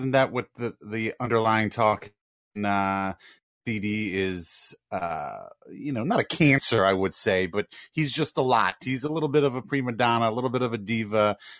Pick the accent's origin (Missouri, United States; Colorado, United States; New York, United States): New York, United States; Long Island; now in New Orleans, United States; I'm from Long.